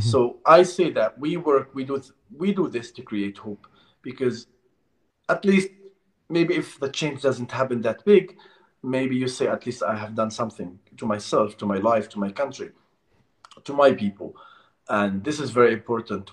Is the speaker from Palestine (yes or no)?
yes; Palestine; this is where we are born. I'm a Palestinian